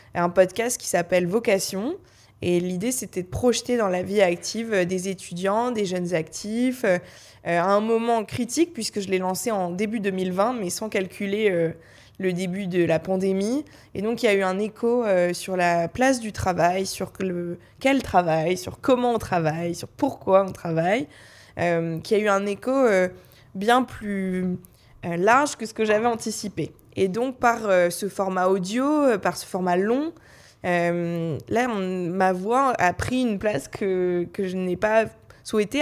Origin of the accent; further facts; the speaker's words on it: Paris, Île-de-France, France; j'ai grandi à Paris